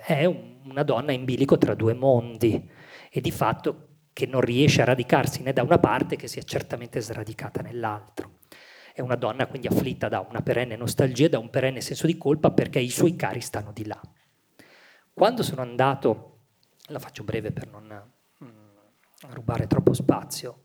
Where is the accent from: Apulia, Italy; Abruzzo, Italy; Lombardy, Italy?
Lombardy, Italy; Milan; una stessa matrice pugliese, anche se io sono nato a Milano